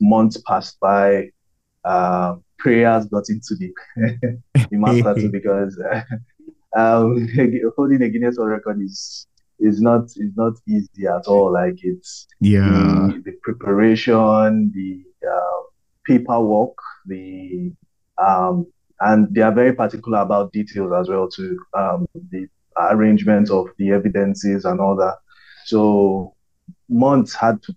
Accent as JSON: {"language": "English", "country": "Nigeria", "also_born_or_lived": "Lagos, Nigeria", "said": "I'm Nigerian. I live in Lagos, Nigeria"}